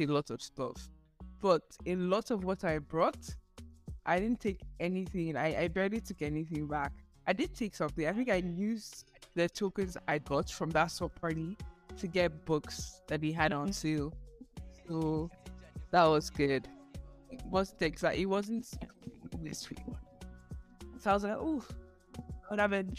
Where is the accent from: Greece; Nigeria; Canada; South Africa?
Nigeria; I'm Nigerian